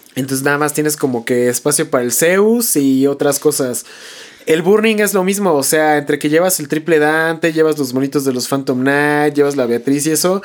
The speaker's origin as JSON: {"language": "Spanish", "town": "Toluca", "region": "State of Mexico", "country": "Mexico", "said": "nosotros que somos de Toluca"}